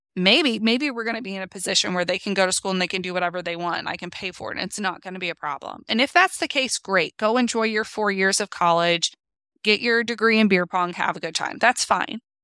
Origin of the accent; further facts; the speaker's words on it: United States; we, as American citizens